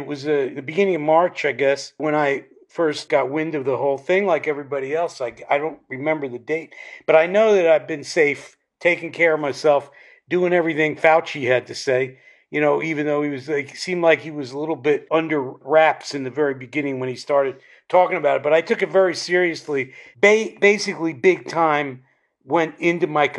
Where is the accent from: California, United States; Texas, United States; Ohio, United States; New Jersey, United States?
New Jersey, United States; Asbury Park; moved away as an adult; also born or lived in New York; I'm born in Asbury